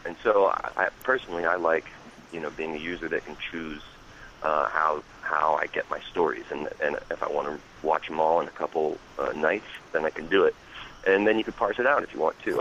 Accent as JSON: {"language": "English", "town": "Hackettstown", "region": "New Jersey", "country": "United States", "tie": "born or raised there", "also_born_or_lived": "Pennsylvania", "said": "I was born and raised in Jersey"}